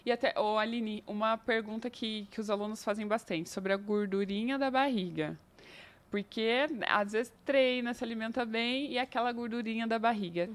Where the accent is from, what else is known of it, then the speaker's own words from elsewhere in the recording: interior of São Paulo, Brazil; now in Curitiba, Brazil; eu sou do interior de São Paulo